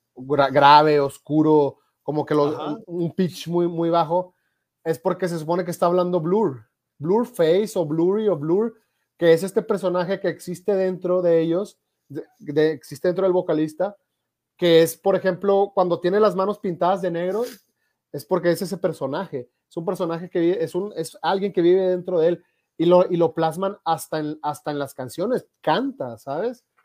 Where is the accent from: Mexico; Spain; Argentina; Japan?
Mexico; yo soy de México